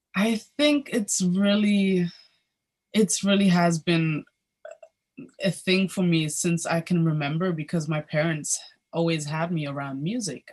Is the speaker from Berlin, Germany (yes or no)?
yes; Berlin, Germany; I was born and raised in Berlin, Germany